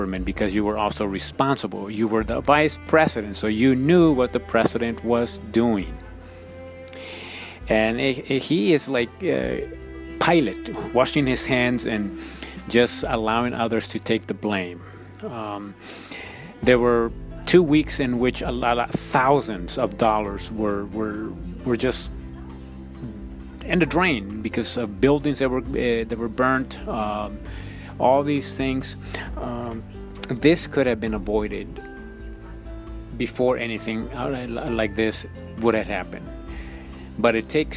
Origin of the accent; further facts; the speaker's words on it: Ecuador; moved away; I am originally from Ecuador, South America